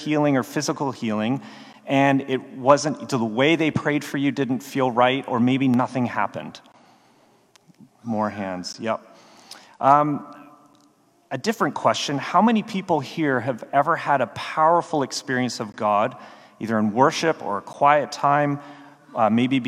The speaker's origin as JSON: {"language": "English", "country": "Canada", "also_born_or_lived": "Baltimore", "moved": "as an adult", "said": "I'm Canadian. If any of you have ever seen a TV show called Letterkenny or are willing to admit you have, that'll give you a sense of who I went to high school"}